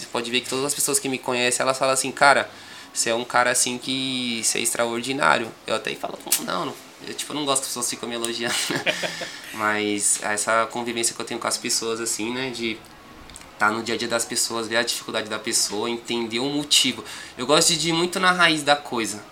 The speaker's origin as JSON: {"language": "Portuguese", "region": "São Paulo", "country": "Brazil", "tie": "born or raised there", "also_born_or_lived": "São João do Piauí, Piauí", "said": "nascido e criado aqui no Grajaú, fábrica de talentos."}